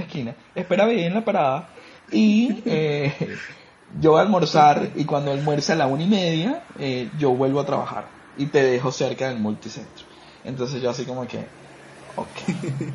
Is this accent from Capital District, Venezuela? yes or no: yes; Caracas, Capital District, Venezuela; now in Costa Rica; yo vengo de Caracas